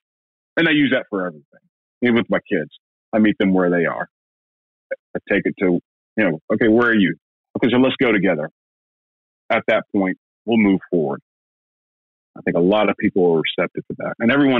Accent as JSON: {"language": "English", "region": "Alabama", "country": "United States", "moved": "yes", "lives_now": "Georgia, United States", "said": "I'm from Alabama"}